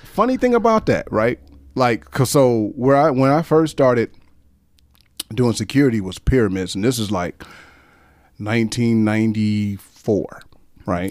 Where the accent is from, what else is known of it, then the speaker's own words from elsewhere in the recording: Detroit, Michigan, United States; moved away as an adult; now in Okinawa, Japan; I'm from Detroit, Michigan